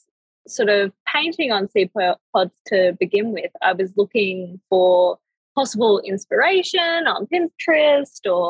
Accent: Australia; I'm from Australia

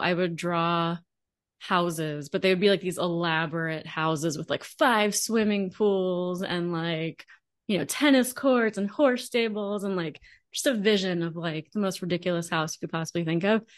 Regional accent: Long Island, New York, United States; moved away as an adult; also born or lived in Manhattan, New York / New Jersey / Georgia; now in Austin, United States; I spent the majority of my growing up years in New York, on Long Island

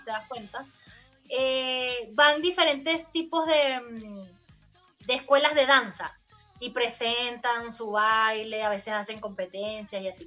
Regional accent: Barquisimeto, Lara, Venezuela; now in Chile; en el estado Lara, de donde yo soy, en la ciudad, allá en Marquisimeto

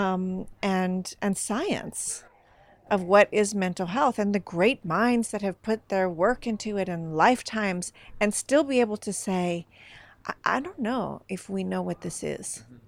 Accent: Northern California, United States; now in Sweden; I, I come from Northern California

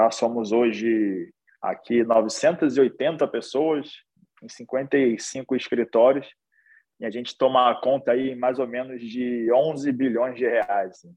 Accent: Rio de Janeiro, Brazil; sou sou carioca aí, que sotaque já denuncia um pouco, apesar de não ter muito. É... nasci aqui no Rio de Janeiro, numa, num lugar chamado Morro da Providência

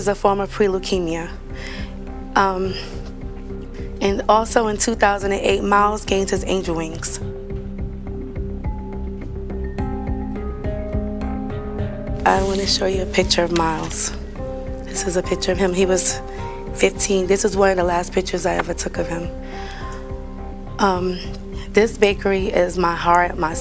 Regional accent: Jersey City, New Jersey, United States; I'm from Jersey City, New Jersey

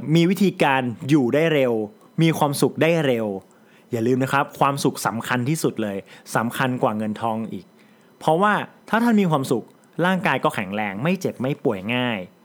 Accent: Chai Nat, Thailand; also born or lived in Bangkok; ผมเป็นคนจังหวัดชัยนาท

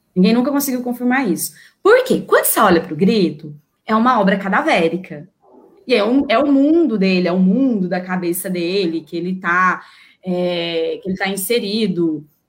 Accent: Brazil; nossa construção cultural enquanto brasileiras

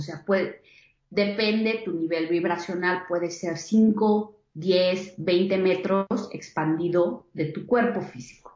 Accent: Querétaro, Mexico; yo soy de Querétaro, nací en Querétaro, México

